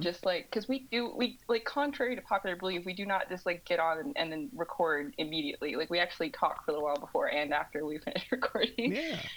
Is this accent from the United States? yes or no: yes; Southwest Missouri, United States; accent: twang from the southern Midwest; originally I'm from um, Southwest Missouri